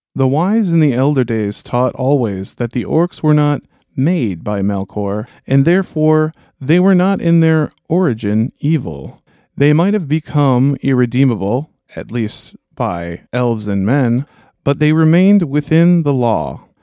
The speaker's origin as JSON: {"language": "English", "town": "Minneapolis–Saint Paul", "region": "Minnesota", "country": "United States", "said": "We're from the, we're from the Twin Cities"}